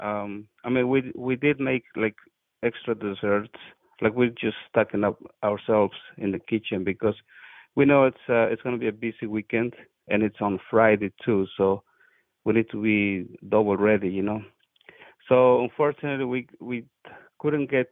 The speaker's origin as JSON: {"language": "English", "country": "Mexico", "moved": "yes", "lives_now": "New Jersey, United States", "said": "I am from Mexico"}